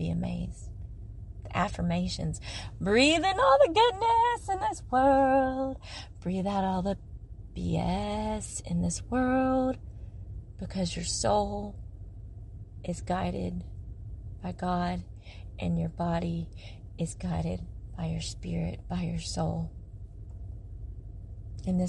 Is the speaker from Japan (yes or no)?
yes; Okinawa, Japan; I was born in Okinawa, Japan